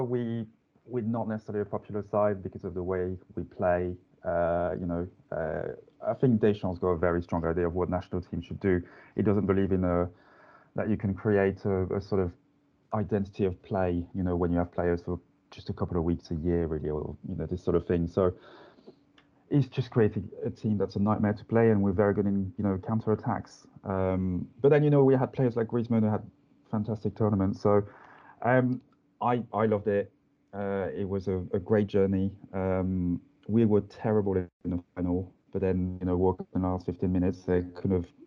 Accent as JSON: {"language": "English", "town": "Lens", "region": "Hauts-de-France", "country": "France", "tie": "born or raised there", "accent": "French", "second_language": "English", "moved": "as an adult", "lives_now": "London, United Kingdom", "said": "I'm from France, as you can hear from my accent, from quite a small mining town called Lens"}